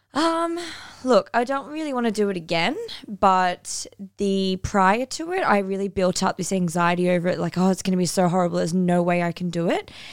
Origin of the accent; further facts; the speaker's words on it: Northern New South Wales, Australia; moved away as an adult; also born or lived in Cairns; now in Bali; I'm from North and New South Wales